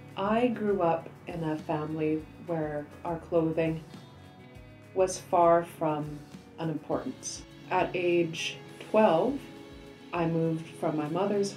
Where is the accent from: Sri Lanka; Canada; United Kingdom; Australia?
Canada; Surrey, British Columbia; also born or lived in Egypt; I was born in Surrey, British Columbia. Oh, born, raised here. Born, raised, yes. However, as an adult, I did go over and spend 2 years overseas. I went to post-revolution Egypt.